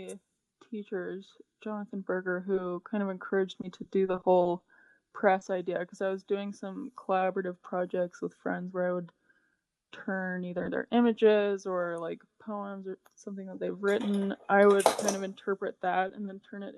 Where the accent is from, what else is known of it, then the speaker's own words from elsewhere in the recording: Utah, United States; I grew up in Utah